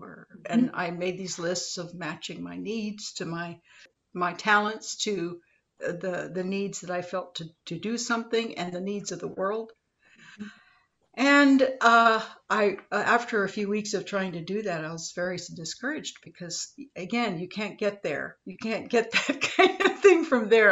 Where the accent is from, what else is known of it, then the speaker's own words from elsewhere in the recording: Los Angeles, California, United States; I grew up in Los Angeles